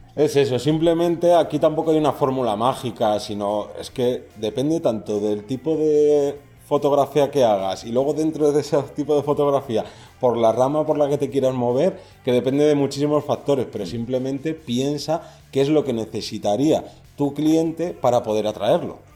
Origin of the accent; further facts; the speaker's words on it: Madrid, Community of Madrid, Spain; Yo soy de Madrid.